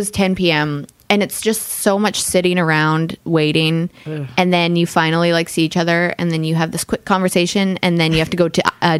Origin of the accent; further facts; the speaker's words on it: Canada; now in United States; especially as a Canadian on or living in America with an opinion about politics.